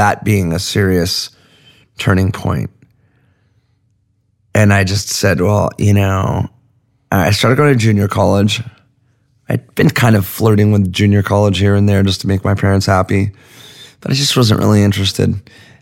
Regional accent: Laguna Beach, California, United States; also born or lived in Venice, Los Angeles; I grew up in Laguna Beach

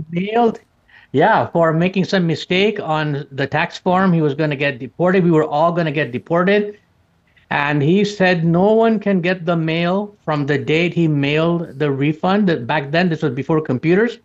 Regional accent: outside of Chicago, Illinois, United States; I grew up outside of Chicago

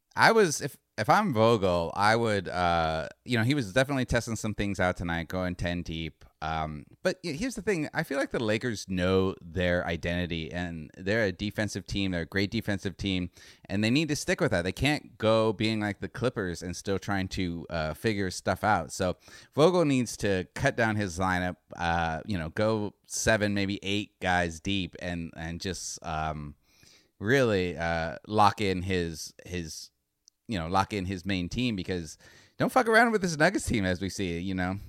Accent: Northern Arizona, United States; I'm from Northern Arizona

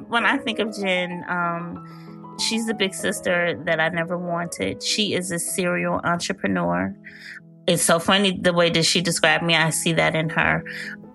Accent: Chicago, Illinois, United States; I am from Chicago, Illinois

